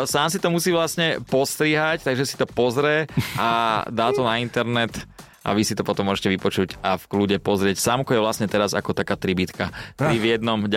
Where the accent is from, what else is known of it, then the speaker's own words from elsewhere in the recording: eastern Slovakia, Slovakia; Ja som iba z východu